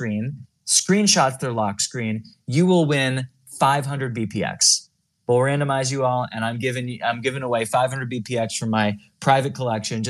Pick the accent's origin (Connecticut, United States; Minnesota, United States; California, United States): California, United States; I'm from California